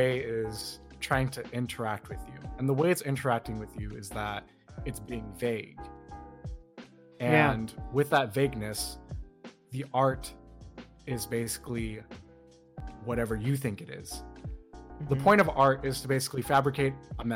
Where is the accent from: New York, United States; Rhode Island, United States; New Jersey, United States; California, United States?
Rhode Island, United States; I'm from Rhode Island. You probably don't know where that is, but it's up north in the east.